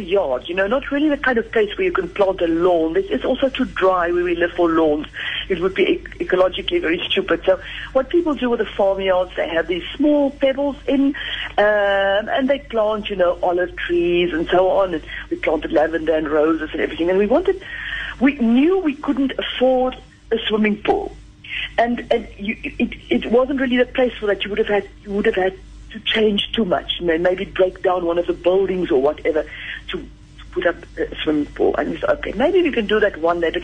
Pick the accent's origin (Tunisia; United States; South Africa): South Africa; moved away as an adult; now in France; I still feel very much South African. I think I'm terminally South African